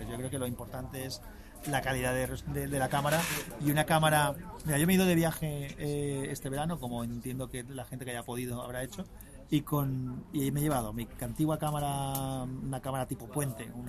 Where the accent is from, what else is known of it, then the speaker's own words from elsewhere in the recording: Bilbao, Basque Country, Spain; Aquí somos